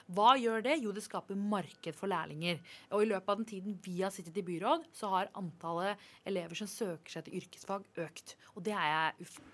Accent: Oslo, Norway; jeg er fra Groruddalen

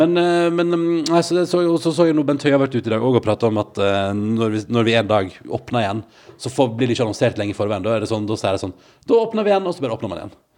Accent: Førde, Vestland, Norway; moved away as an adult; now in Oslo, Norway; da jeg vokste opp i Førde

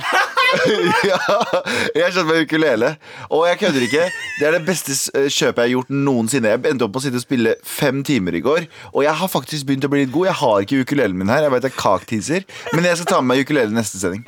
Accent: Mysen, Østfold, Norway; now in Oslo, Norway; Jeg er fra Mysen

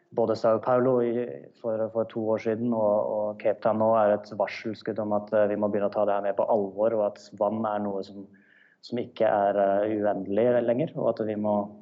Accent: Norway; now in South Africa

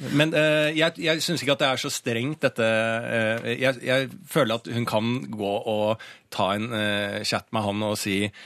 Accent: Bærum, Akershus, Norway; now in Oslo, Norway; så er jeg fra Bærum, da.

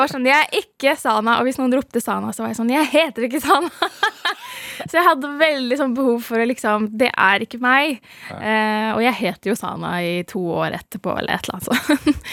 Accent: Norway; jeg er herfra, fra Norge

